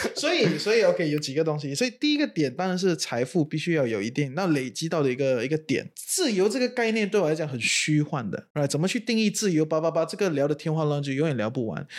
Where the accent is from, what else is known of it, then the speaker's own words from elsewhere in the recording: Singapore; moved away as an adult; also born or lived in China; now in Malaysia; 可能前面二十多年都住在新加坡啊，土生嗯。土长